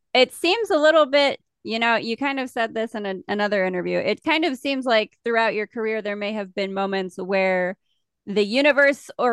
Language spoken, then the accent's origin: English; the Dakotas, United States; we're from the Dakotas, so we have our own little like weird accent things